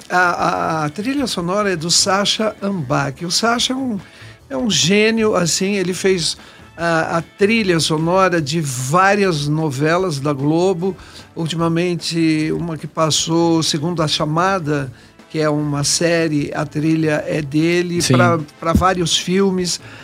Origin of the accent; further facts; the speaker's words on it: Brazil; moved away; Eu me senti muito mais brasileiro